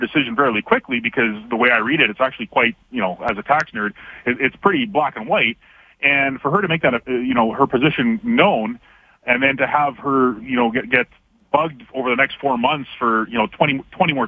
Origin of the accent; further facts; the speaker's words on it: Canada; now in Alberta, Canada; as a Canadian myself